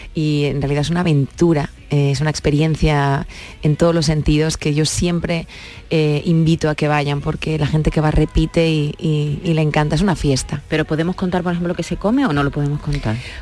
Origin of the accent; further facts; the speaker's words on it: Catalonia, Spain; Soy catalana de nacimiento, pero es que toda mi familia entera es andaluza.